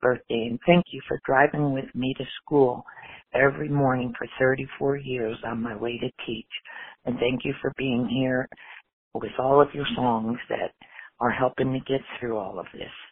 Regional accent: New Jersey, United States; now in Houston, United States; Originally, I'm from New Jersey

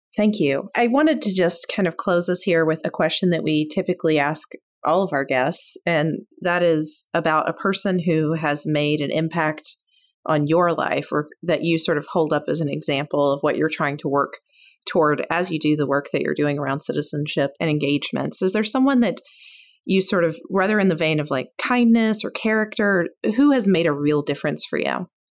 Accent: Kentucky, United States; now in West Coast, United States; I'm from Kentucky originally

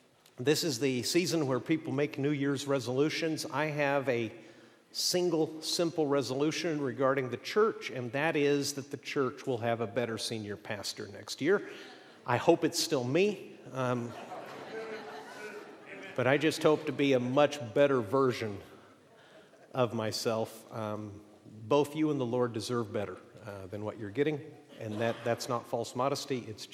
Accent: Mexico; I grew up in Mexico, and we're not entirely sure what happened there, but probably what happened is for a few years we lived in a city that was toxic.

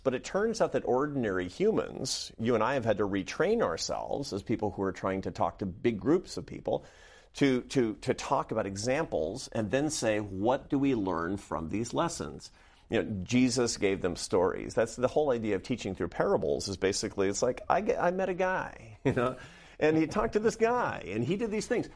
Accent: Seattle, Washington, United States; I grew up in Seattle, Washington.

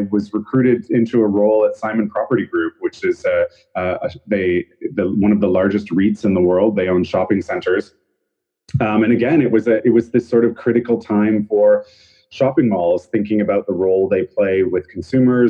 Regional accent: Canada; moved away as an adult; also born or lived in Vancouver; now in New York City, United States; I'm Canadian originally.

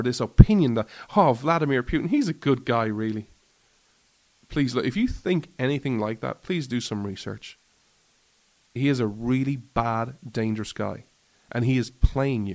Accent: Ireland; I'm an Irishman

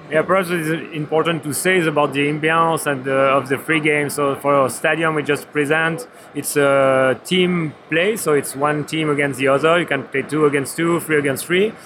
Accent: Switzerland; I'm also come from Switzerland

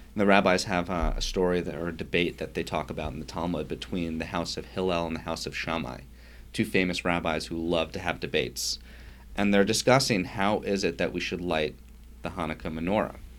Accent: Yonkers, New York, United States; I grew up in Yonkers, New York

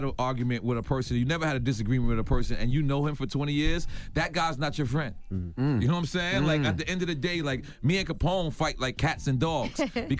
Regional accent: Queens, New York, United States; I will pound Nas out. I'm from Queens.

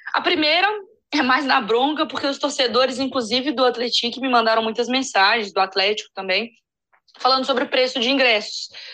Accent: São João del-Rei, Minas Gerais, Brazil; eu sou cria de São João del Rei

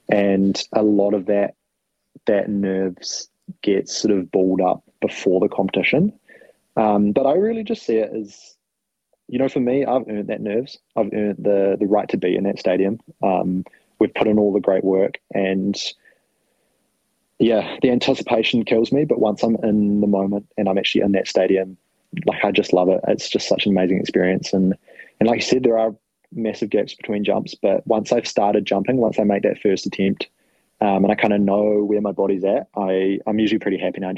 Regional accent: New Zealand; I'm a Kiwi, Frankie. I'll put it that way.

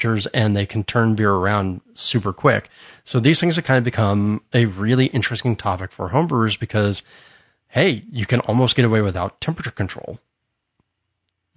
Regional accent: United States; I'm an American

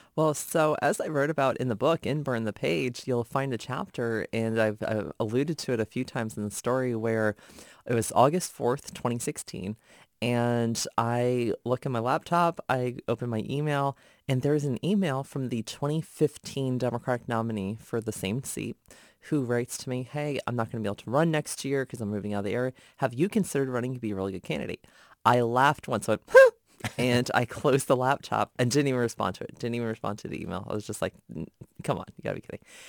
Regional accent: Gainesville, Virginia, United States; reporting for my hometown newspapers, Gainesville Times, Prince William Times

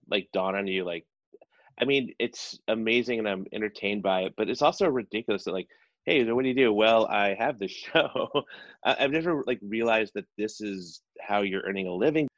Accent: South Carolina, United States; I'm from South Carolina

